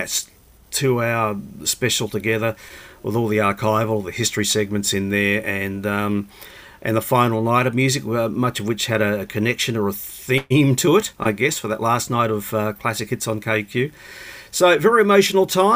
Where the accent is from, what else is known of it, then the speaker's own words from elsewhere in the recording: Brisbane, Queensland, Australia; me, I guess, growing up in Brisbane